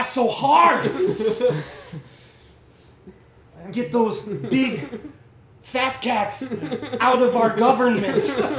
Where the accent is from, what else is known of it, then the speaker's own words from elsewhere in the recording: Minneapolis, Minnesota, United States; When I was 6 and growing up in Minneapolis, my father taught me how to make our own honey.